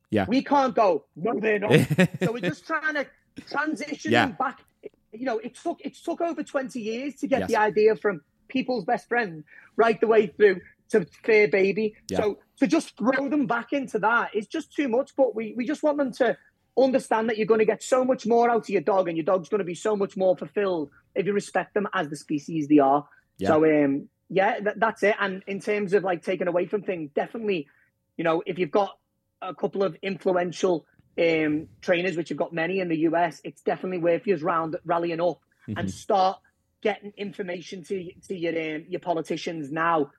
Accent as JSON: {"language": "English", "town": "Liverpool", "region": "North West England", "country": "United Kingdom", "also_born_or_lived": "Merseyside", "said": "I'm from Liverpool"}